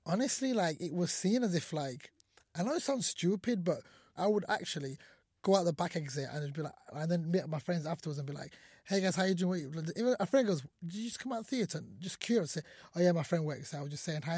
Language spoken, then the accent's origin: English; Sheffield, Yorkshire and the Humber, United Kingdom; English is a second language; also born or lived in Somalia; I came to this country when I was five years old with my family, and we moved to the great city of Sheffield, uh, from Somalia